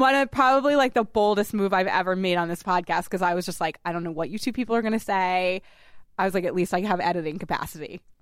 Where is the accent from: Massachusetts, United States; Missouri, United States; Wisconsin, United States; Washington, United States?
Massachusetts, United States; he also hails from Massachusetts, just like me